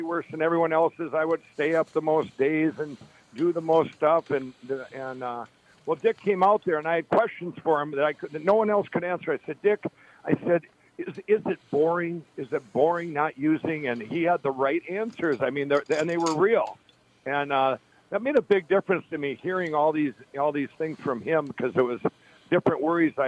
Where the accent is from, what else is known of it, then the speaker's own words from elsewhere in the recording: Chaska, Minnesota, United States; also born or lived in Carver, Minnesota; I grew up in Chaska, and Carver, Minnesota